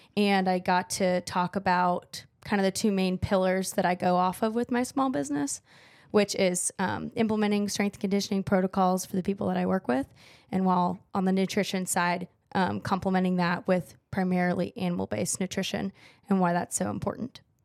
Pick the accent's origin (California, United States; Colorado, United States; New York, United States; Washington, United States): California, United States; Central Valley; moved away; I'm not from San Diego. I'm from the Central Valley, where the agriculture is